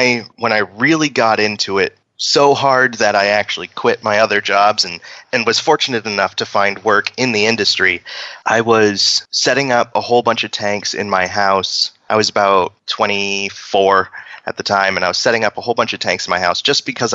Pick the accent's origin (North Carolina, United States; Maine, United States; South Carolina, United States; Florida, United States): Maine, United States; growing up in Maine